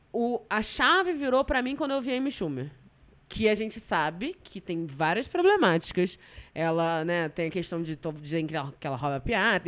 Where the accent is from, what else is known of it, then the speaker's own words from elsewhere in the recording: Rio de Janeiro, Brazil; Eu sou muito tijucana